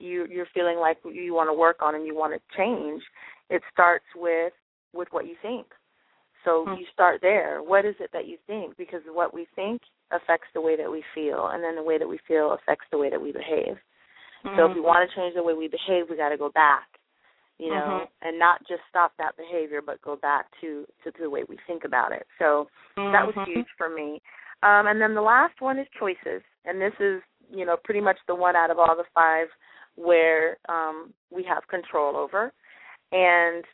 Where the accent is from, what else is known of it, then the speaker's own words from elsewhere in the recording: California, United States; From Bakersfield, California, my hometown. Not Bakersfield, but California